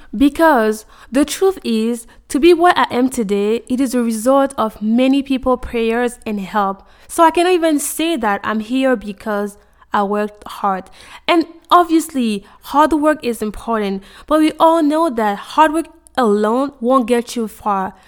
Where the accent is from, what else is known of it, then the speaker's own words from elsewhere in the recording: Côte d’Ivoire; moved away as an adult; now in United States; I was born and raised in Cote d'Ivoire, Ivory Coast.